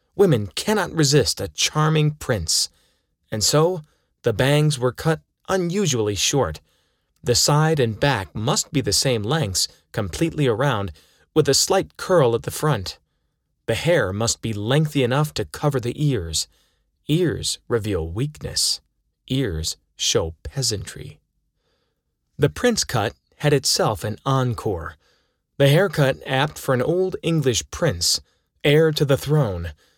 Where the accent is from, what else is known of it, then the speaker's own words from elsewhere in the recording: Toledo, Ohio, United States; Growing up in Toledo